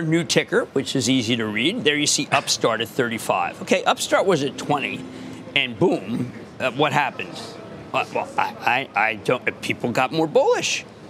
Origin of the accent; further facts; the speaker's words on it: Philadelphia, Pennsylvania, United States; moved away; you haven't lived in Philadelphia in 50 years.